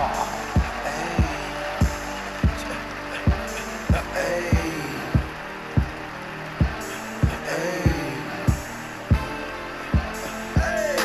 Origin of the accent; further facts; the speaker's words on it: outside Boston, Massachusetts, United States; I grew up outside Boston